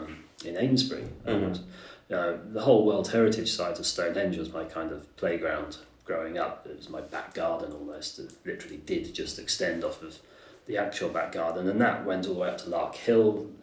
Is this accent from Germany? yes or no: yes; Germany; The interest has, like I said, come from childhood and growing up in Germany in that 1980s